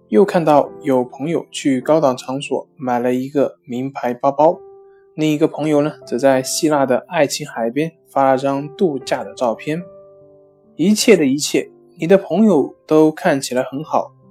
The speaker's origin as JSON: {"language": "Chinese", "country": "China", "said": "我们中国人真的是太拼了"}